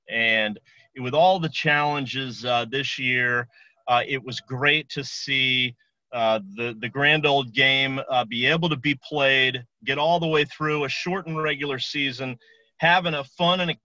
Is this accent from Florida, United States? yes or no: yes; Ocala, Florida, United States; We are in the horse capital of the world in Ocala, Florida, which also happens to be my hometown